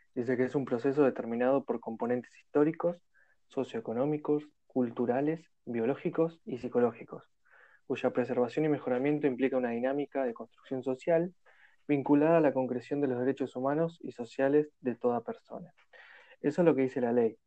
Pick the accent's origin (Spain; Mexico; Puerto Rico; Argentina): Argentina; de Argentina